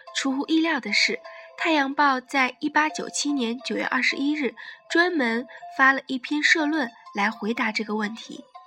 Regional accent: China; 我们中国人

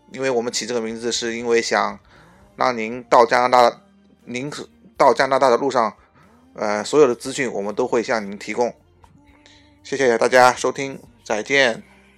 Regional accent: Sichuan, China; now in Canada; 我是四川人，我当然是说双语了

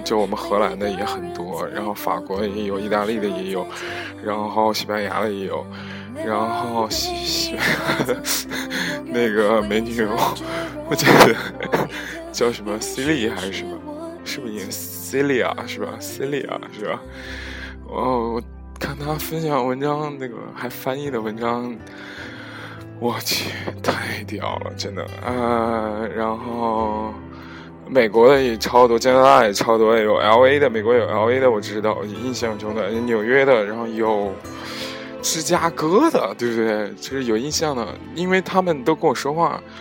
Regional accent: Henan, China; 河南的我的家乡

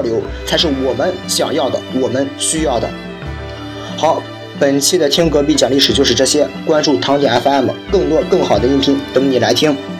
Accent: China; 我们中国人

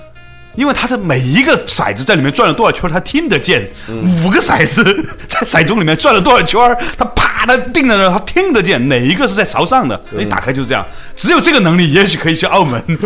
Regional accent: Guangzhou, Guangdong, China; 那个时候我们从广州来，觉得很诧异啊，在长安街这种主干道上

